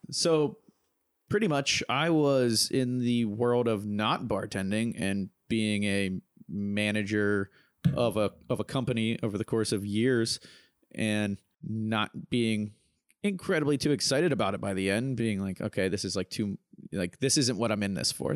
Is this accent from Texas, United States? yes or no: no; Pittsburgh, Pennsylvania, United States; I'm actually from Pittsburgh, Pennsylvania, partners in a bar there